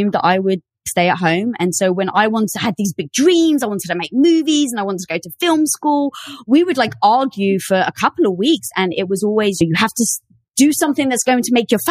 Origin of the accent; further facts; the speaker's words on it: London, United Kingdom; moved away; I was brought up in the metropolis of London